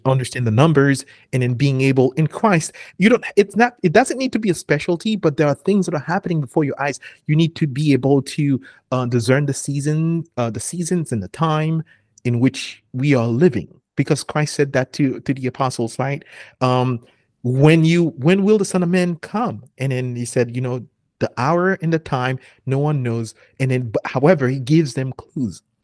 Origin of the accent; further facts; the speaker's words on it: Haiti; moved away; I'm from Haiti